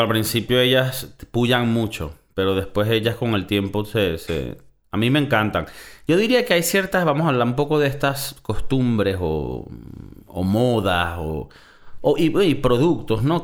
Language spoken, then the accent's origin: Spanish; Valencia, Carabobo, Venezuela; moved away; also born or lived in South Florida; yo que soy de Valencia, Venezuela